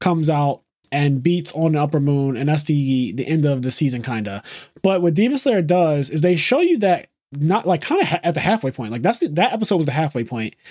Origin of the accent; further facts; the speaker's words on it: United States; I'm Amer-, I'm American. We speak American here